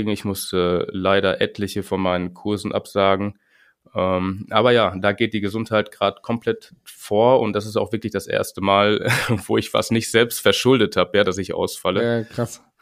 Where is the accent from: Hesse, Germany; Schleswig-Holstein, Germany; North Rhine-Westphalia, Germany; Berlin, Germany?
North Rhine-Westphalia, Germany; Winterberg; Ich komme aus Winterberg.